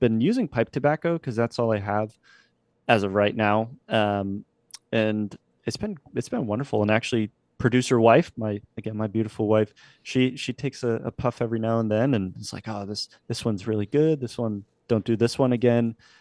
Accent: New Hampshire, United States; moved away; also born or lived in Norfolk, Virginia; I grew up in New Hampshire, uh, a New Englander

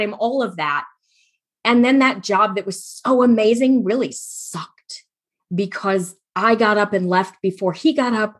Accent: Midwest, United States; moved away as an adult; also born or lived in Iowa / Phoenix; now in Tucson, United States; Before that, I was in Iowa. I actually grew up in the Midwest.

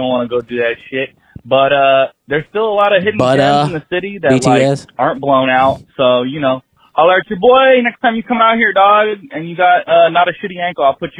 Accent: San Francisco, California, United States; out in the city, my hometown

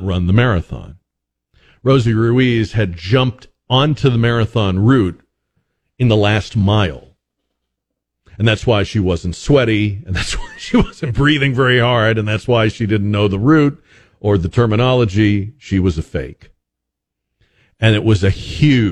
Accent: Boston, Massachusetts, United States; moved away; I grew up in Boston

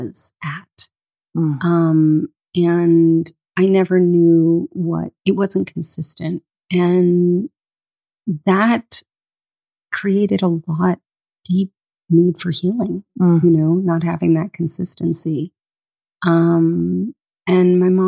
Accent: Boca Raton, Florida, United States; Grew up on the water in a small surf town called Boca Raton

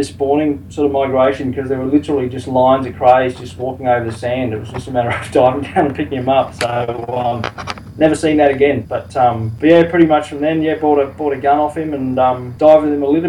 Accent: Cape Town, Western Cape, South Africa; moved away; I was actually born and brought up in South Africa.

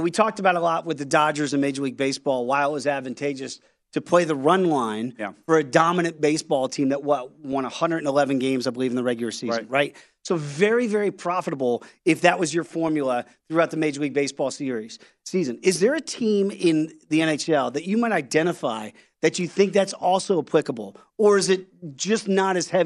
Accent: Albany, New York, United States; I'm from New York. I was born in Albany

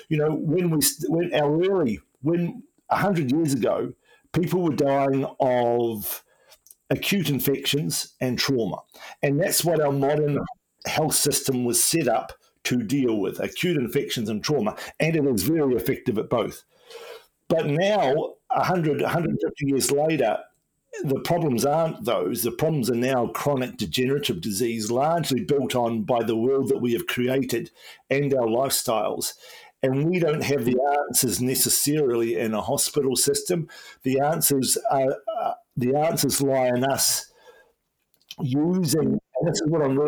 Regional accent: Nelson, New Zealand; moved away as an adult; also born or lived in Wellington, New Zealand / Australia; I'm originally from Nelson in New Zealand

